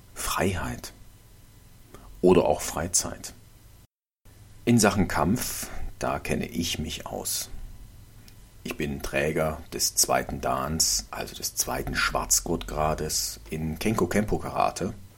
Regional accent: Germany; hier bei uns in Deutschland

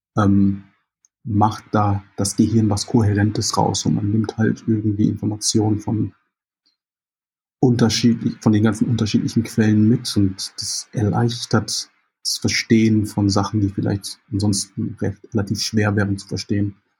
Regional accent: Jamaica; now in Germany; Ich äh, bin Jamaikaner, gebürtiger Jamaikaner und habe noch die jamaikanische Staatsbürgerschaft

